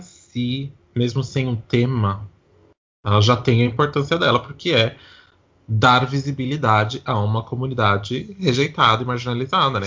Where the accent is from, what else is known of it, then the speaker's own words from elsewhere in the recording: Santo André, São Paulo, Brazil; eu sou de Santo André, então assim, quando eu era menor, eu ia na Parada de Santo André